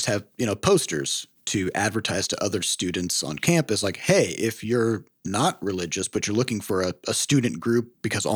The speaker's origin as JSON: {"language": "English", "region": "Iowa", "country": "United States", "tie": "born or raised there", "said": "we grew up in Iowa"}